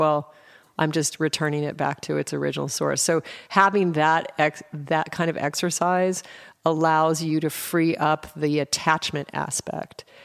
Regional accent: Anchorage, Alaska, United States; also born or lived in Colorado; I was raised in Alaska. I was born in Colorado and, and drove to Alaska in an A M C Hornet with my mom, my four siblings, and a dog, and I turned nine on the way

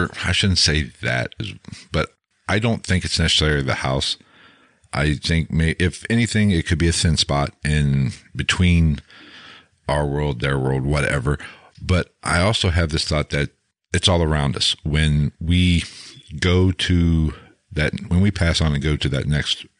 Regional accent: Ohio, United States; we're both from Ohio

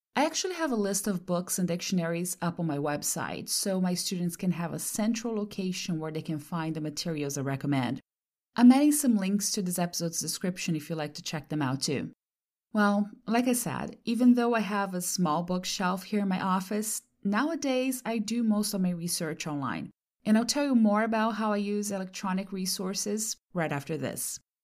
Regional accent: Brazil; first language Portuguese; English is a second language; moved away as an adult; now in California, United States; from my second language to my mother tongue, since I'm from Brazil. Once I moved to California back in the early two thousands

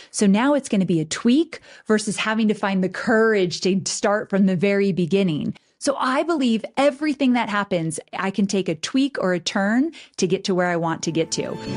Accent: Southern California, United States; moved away as an adult; now in Nashville, United States; I was born and raised in Southern California

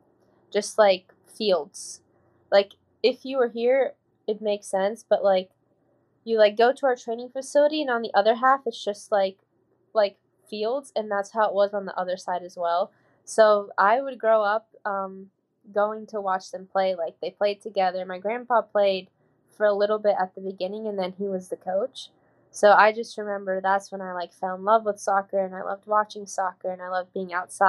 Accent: Louisville, Kentucky, United States; I'm from Louisville. I'm not from Kentucky. When people ask me where I'm from, I'm from Louisville

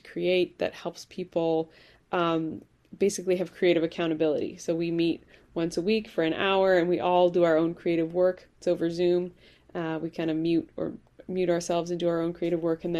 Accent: Vancouver, British Columbia, Canada; moved away as an adult; also born or lived in Ireland / Hawaii; now in Bay Area, United States; I was born in Ireland, immigrated to Canada when I was 5, grew up in Vancouver, BC

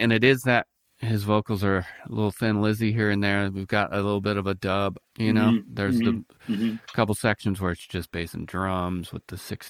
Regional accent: Seattle, Washington, United States; us Seattleites

